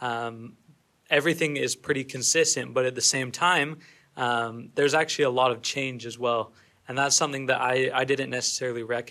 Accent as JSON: {"language": "English", "town": "American Fork", "region": "Utah", "country": "United States", "moved": "as an adult", "lives_now": "Texas, United States", "said": "I am from American Fork, Utah"}